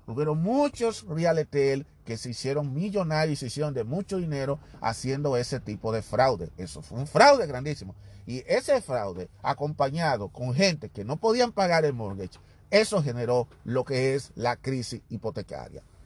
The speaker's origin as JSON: {"language": "Spanish", "country": "Dominican Republic", "moved": "yes", "said": "yo soy dominicano"}